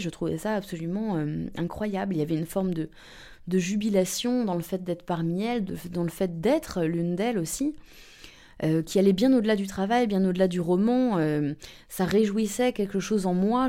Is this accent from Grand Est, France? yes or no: no; around Paris, Île-de-France, France; moved away as an adult; now in Berlin, Germany; j'ai 30 ans, euh, j'ai euh, grandi euh, dans les environs de Paris, entre les Hauts-de-Seine et la Seine-et-Marne